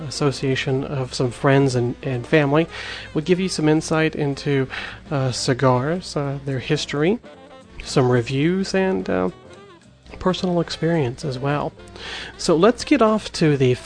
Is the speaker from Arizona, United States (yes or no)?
yes; Arizona, United States; now in Georgia, United States; I am Hopi from Arizona, and I currently live in Georgia